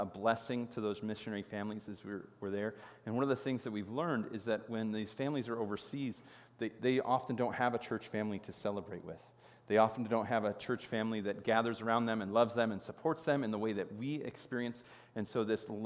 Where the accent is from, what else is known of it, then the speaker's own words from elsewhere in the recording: Chicago, Illinois, United States; I grew up in Chicago, and Chicago is known as the Windy City